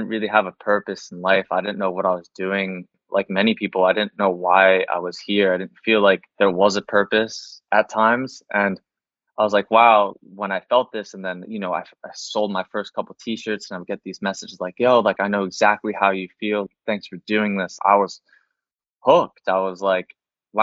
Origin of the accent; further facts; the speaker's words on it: East Coast, New Jersey, United States; now in Los Angeles, United States; I was from the East Coast